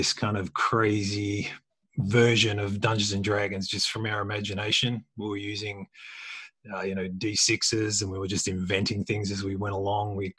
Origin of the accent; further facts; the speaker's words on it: Australia; I'm an Australian